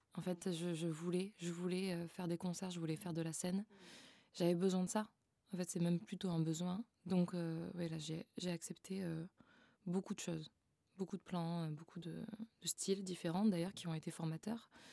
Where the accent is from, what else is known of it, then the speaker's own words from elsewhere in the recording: Frontignan, Occitania, France; also born or lived in Montpellier; now in Paris, France; Je suis née dans le sud de la France à Montpellier et j'ai grandi à Frontignan.